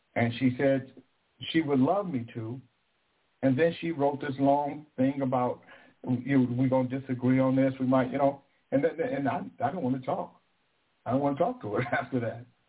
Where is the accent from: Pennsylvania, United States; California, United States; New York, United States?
California, United States; Sacramento; I'm from Del Paso motherfucking Heights. I'm from Country Club Crest